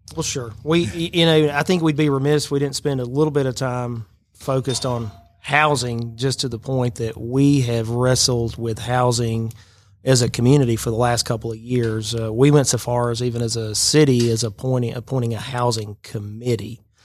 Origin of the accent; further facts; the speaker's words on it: Chatsworth, Georgia, United States; moved away as an adult; now in Rome, United States; I grew up in Chatsworth, so my family's north of here, Chatsworth and Dalton.